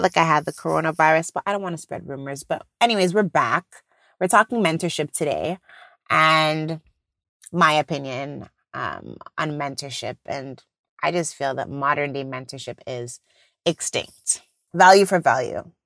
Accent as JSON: {"language": "English", "country": "Jamaica", "said": "I'm Jamaican"}